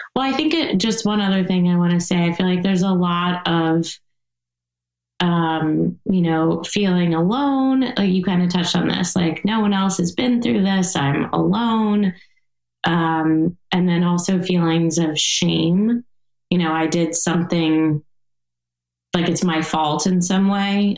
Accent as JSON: {"language": "English", "region": "East Coast", "country": "United States", "tie": "born or raised there", "moved": "yes", "lives_now": "Montecito, United States", "said": "where I grew up on the East Coast"}